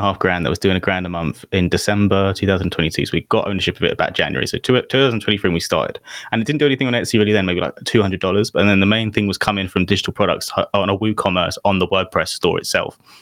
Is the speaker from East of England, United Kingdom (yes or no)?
no; London, United Kingdom; I'm from London